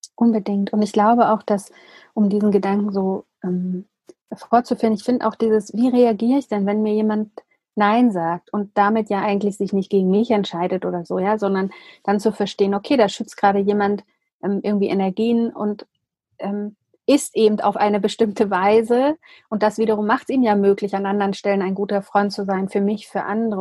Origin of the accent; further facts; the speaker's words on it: Germany; für uns als, als Deutsche, dass wir hier in diesem Land